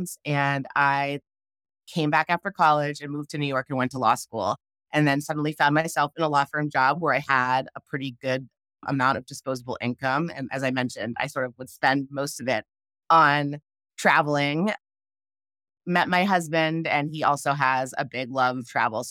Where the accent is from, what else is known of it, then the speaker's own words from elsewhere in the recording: Canada; I grew up in Canada